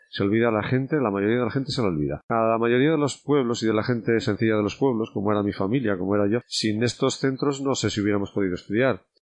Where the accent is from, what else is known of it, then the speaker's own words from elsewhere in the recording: village in the province of León, Castile and León, Spain; also born or lived in Santiago de Compostela; now in Astorga, Spain; siendo niño aquí